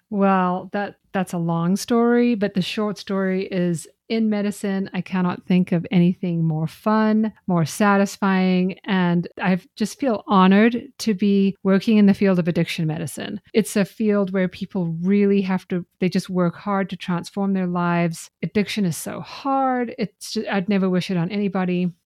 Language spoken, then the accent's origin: English; Zimbabwe; moved away as an adult; also born or lived in Ireland; now in United States; I grew up in Zimbabwe